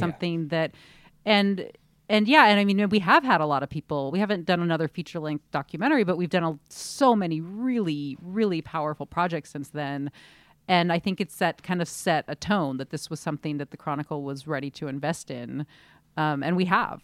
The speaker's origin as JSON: {"language": "English", "region": "Southern California", "country": "United States", "tie": "born or raised there", "lives_now": "San Francisco, United States", "said": "we grew up in Southern California, I did"}